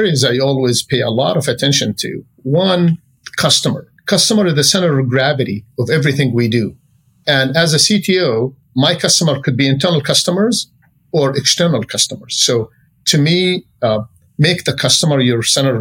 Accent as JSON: {"language": "English", "country": "Jordan", "moved": "as an adult", "lives_now": "Silicon Valley, United States", "said": "I came from Jordan"}